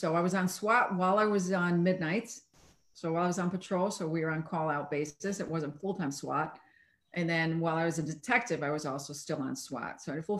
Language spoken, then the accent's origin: English; Chicago, Illinois, United States; moved away as an adult; also born or lived in Montreal; No, I grew up in the city. I grew up in Chicago.